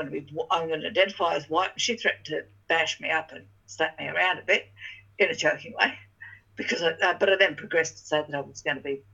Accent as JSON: {"language": "English", "area": "Torres Strait", "region": "Queensland", "country": "Australia", "tie": "born or raised there", "also_born_or_lived": "Kalkadoon Country, Queensland / Cardwell, Queensland", "moved": "yes", "said": "I was born on Kalkadoon Country, I was raised in the Torres Strait, and I've lived most of my life in Gurumay Country, in Cardwell"}